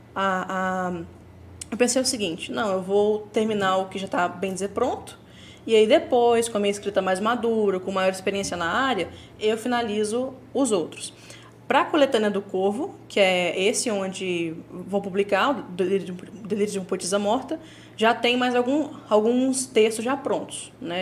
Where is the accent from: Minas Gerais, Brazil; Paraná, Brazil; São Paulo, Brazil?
São Paulo, Brazil; Minha família é toda do Nordeste, só bem dizer eu que sou, sou de São Paulo.